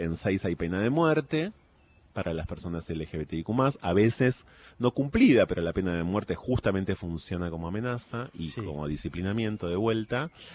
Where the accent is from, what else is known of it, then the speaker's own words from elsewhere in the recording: Argentina; me reconozco como argentino